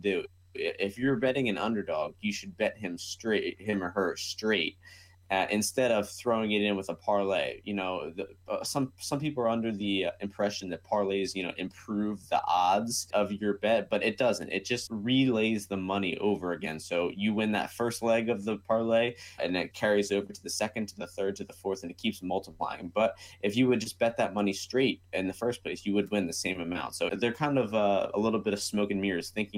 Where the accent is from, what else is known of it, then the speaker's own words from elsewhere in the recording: United States; I am American